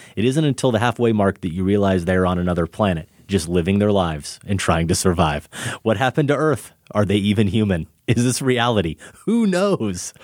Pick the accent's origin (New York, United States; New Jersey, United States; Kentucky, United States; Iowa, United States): Iowa, United States; Grinnell; moved away; also born or lived in Chicago; when I grew up in Grinnell.